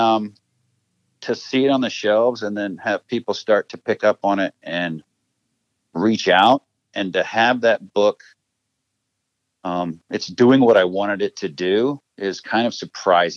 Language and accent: English; Seymour, Indiana, United States; also born or lived in Edinburgh, Indiana / Columbus, Indiana; grew up in Seymour, Indiana